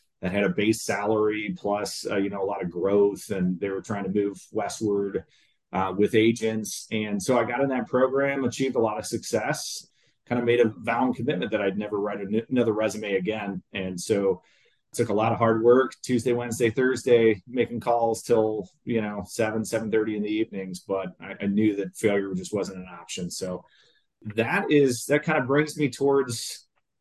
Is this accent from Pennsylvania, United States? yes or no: no; Peoria, Illinois, United States; also born or lived in Springfield, Missouri; I was born in a little town, Peoria, Illinois, great Midwestern town, good childhood background